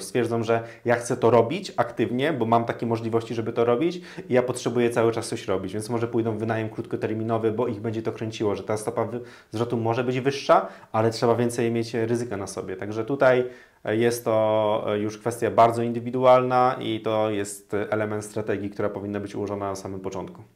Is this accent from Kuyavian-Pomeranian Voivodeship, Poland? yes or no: yes; Toruń, Kuyavian-Pomeranian Voivodeship, Poland; now in Warsaw, Poland; ja pochodzę z Torunia